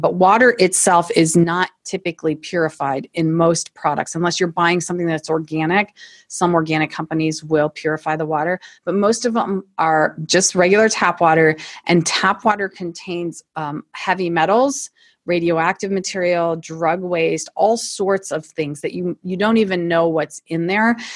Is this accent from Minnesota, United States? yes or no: no; Toledo, Ohio, United States; now in Akron, United States; Born and raised in Toledo, Ohio, so not too far from here